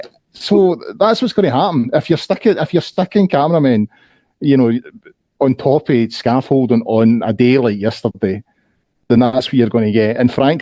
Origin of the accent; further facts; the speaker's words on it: Scotland, United Kingdom; we as Scottish football fans in particular, are asked to subscribe to so many different channels in order to see our teams